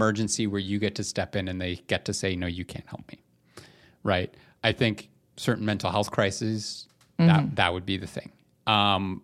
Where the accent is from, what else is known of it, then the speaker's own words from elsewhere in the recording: Canada; we're from Canada